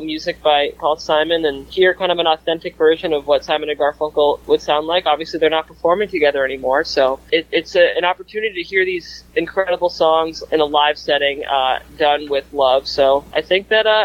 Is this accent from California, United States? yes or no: no; New York City, New York, United States; I'm from Brooklyn